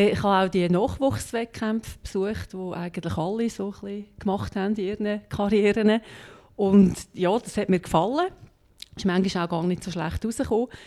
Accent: Hemmiken, Lucerne, Switzerland; Ganz ursprünglich äh, bin ich aber in Hemmiken im Luzerner Seetal

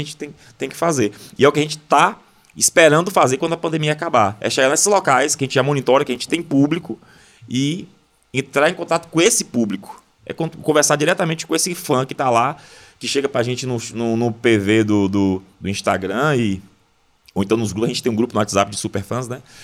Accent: interior of Bahia, Brazil; eu sou do interior da Bahia, de uma cidade pequena

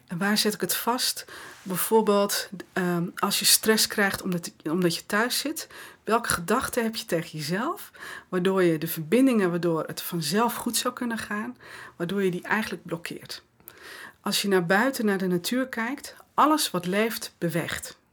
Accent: West Friesland, North Holland, Netherlands; ik kom uit West-Friesland, dus eh, nuchterder dan dit krijg je niet. In, mijn West-Friese nuchterheid

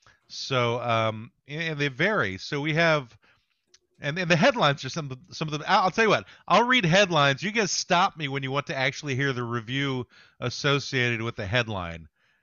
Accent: Somalia; I'm from Somalia.

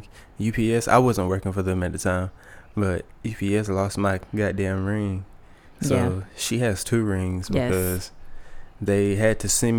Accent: Columbia, South Carolina, United States; we're from Colombia, South Carolina.

